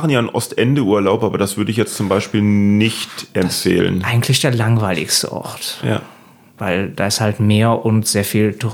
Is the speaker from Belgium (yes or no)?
yes; Bütgenbach, Wallonia, Belgium; first language German; also born or lived in Aberdeen, Scotland; ich bin in Bütchenbach aufgewachsen. Das ja. ist ein kleines Dorf mit einem wunderschönen äh, See